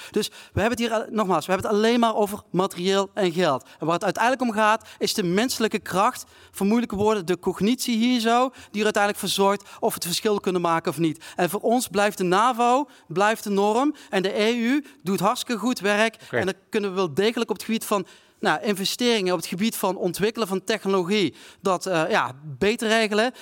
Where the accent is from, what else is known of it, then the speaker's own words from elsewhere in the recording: South Limburg, Netherlands; Ik kom zelf uit Zuid-Limburg